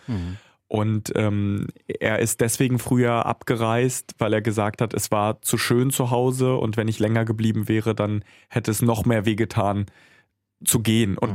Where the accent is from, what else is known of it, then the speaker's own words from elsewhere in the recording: Kharkiv, Kharkiv Oblast, Ukraine; moved away; Das ist die zweitgrößte Stadt des Landes und das ist für mich eine besondere Stadt, weil ich dort geboren wurde.